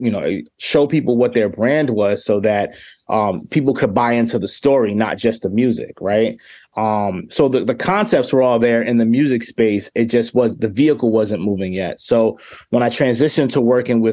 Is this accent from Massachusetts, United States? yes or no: no; New York City, New York, United States; also born or lived in Chicago; now in Rochester, United States; I'm originally from the Bronx